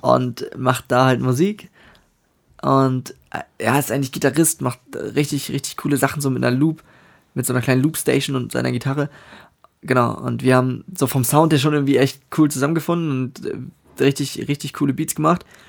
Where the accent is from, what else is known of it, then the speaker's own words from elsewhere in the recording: Northern Germany, Germany; ich aus dem Norden von Deutschland bin und das meine Heimat ist